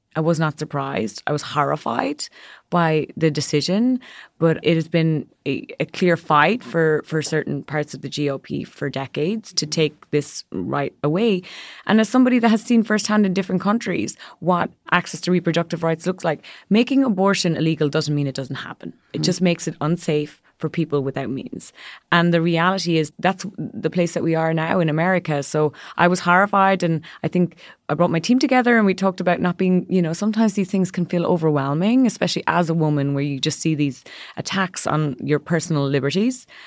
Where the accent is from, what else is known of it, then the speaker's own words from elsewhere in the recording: Ireland; moved away as an adult; now in New York, United States; growing up in a country, I'm from Ireland